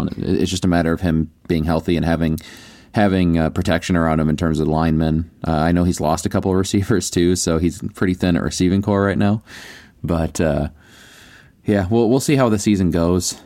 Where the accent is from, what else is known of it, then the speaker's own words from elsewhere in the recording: United States; I'm American